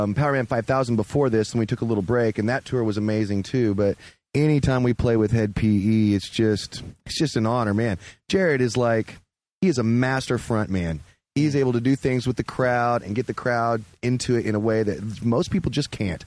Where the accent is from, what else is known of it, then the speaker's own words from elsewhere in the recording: Oklahoma, United States; We're actually from Oklahoma